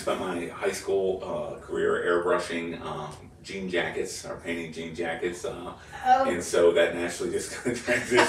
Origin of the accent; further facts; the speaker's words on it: Pittsburgh, Pennsylvania, United States; And growing up in Pittsburgh.